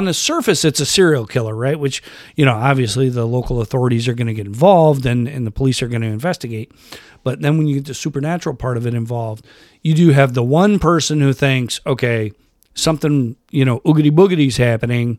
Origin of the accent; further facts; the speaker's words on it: Rochester, New York, United States; where I grew up in Rochester, New York